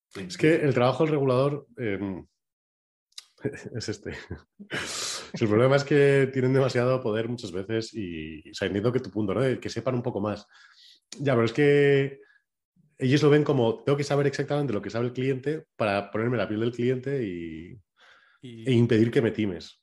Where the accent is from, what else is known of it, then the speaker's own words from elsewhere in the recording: La Rioja, Spain; soy de Veranea de La Rioja